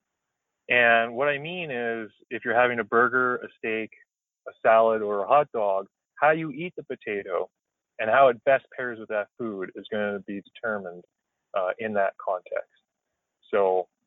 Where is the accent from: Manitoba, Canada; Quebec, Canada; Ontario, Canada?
Manitoba, Canada; Carberry; moved away; Carberry, Manitoba, which is my hometown where I grew up just outside of.